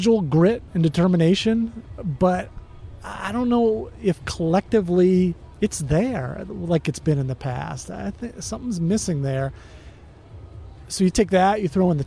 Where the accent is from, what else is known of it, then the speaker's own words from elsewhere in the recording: United States; we're American businessmen